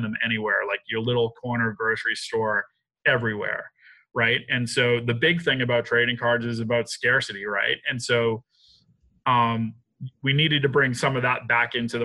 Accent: Boston, Massachusetts, United States; I'm from Boston.

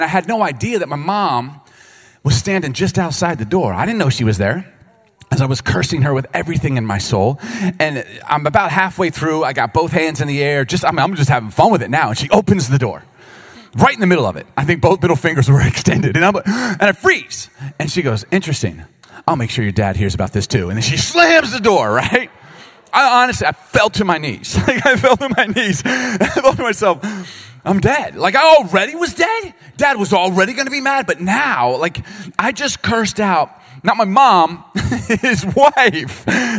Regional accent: Baltimore, Maryland, United States; also born or lived in Chicago; I grew up in Baltimore and Chicago, and so if you don't curse, you're going to get beat up.

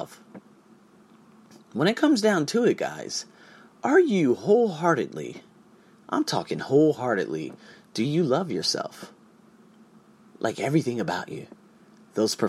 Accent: United States; I'm from America

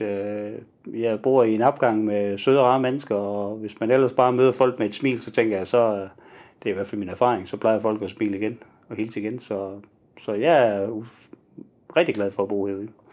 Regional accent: Nyborg, Southern Denmark, Denmark; moved away as an adult; also born or lived in Southern Jutland / Haderslev; now in Odense, Denmark; så jeg er oprindeligt fra Nyborg, men har tilbragt det meste af mit voksenliv nede i Sønderjylland

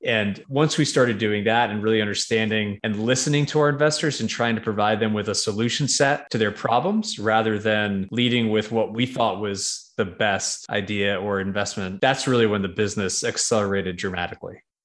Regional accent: New York, United States; moved away as an adult; also born or lived in Connecticut / Boston; now in Nashville, United States; I'm from New York originally.

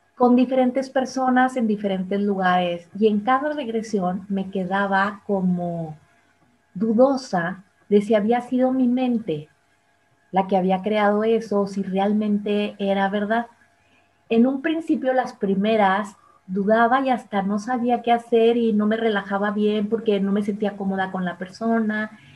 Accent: Monterrey, Nuevo León, Mexico; moved away; yo soy de Monterrey

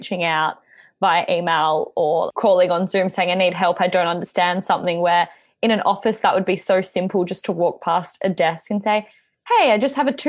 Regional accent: Perth, Western Australia, Australia; moved away as an adult; now in Melbourne, Australia; I'm actually originally from Perth, and I moved here 4 years ago now

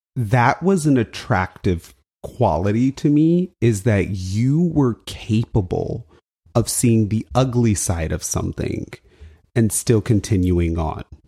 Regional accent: United States; I'm an American, right? Like, I feel American

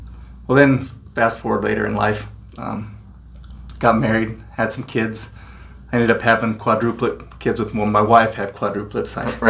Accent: Layton, Utah, United States; I grew up in Layton, went to Layton High.

